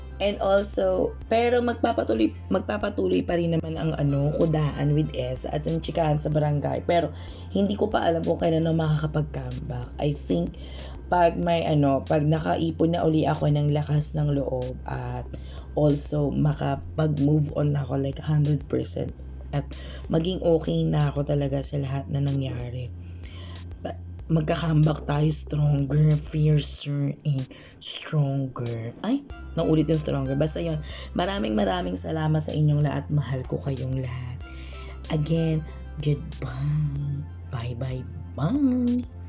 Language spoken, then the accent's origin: Tagalog; Philippines; we, the sovereign Filipino people